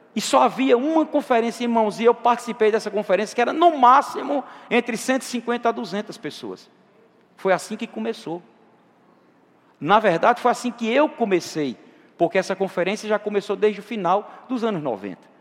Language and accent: Portuguese; Campina Grande, Paraíba, Brazil; Eu sou natural de Campina. Campina é uma cidade bem comercial, irmãos. Rainha da Borborema.